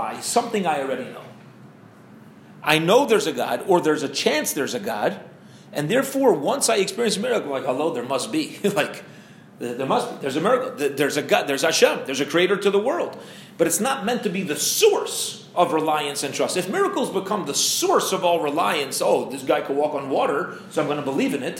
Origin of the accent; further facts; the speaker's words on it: Maryland, United States; now in St. Louis, United States; I'm from Maryland